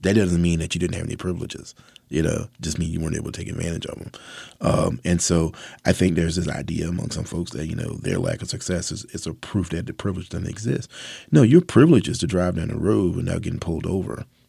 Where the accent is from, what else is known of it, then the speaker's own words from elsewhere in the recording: Mathews County, Virginia, United States; I'm a southerner, born and bred. I was raised in Virginia. I was born in Matthews County.